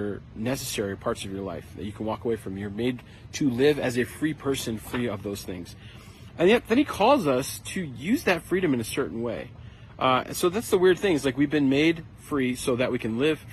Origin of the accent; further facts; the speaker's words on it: United States; as an American